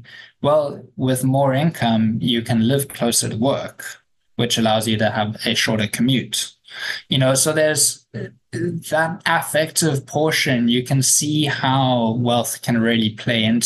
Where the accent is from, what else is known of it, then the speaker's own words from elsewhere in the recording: South Africa; as a South African